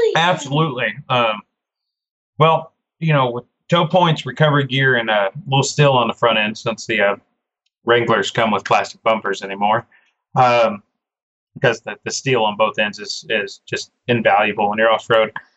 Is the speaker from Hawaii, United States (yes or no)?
no; Oklahoma, United States; being an Oklahoma born and raised Oklahoman